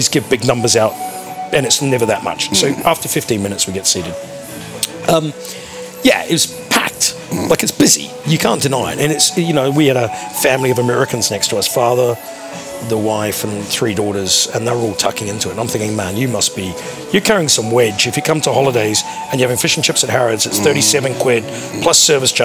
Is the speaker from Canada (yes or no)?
no; New Zealand; I'm a Kiwi